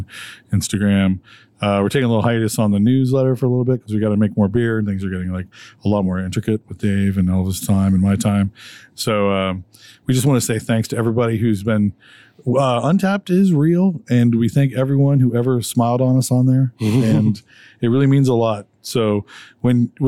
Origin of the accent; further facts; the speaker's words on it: Detroit, Michigan, United States; now in Pennsylvania, United States; I'm from Detroit, actually. My family's in Detroit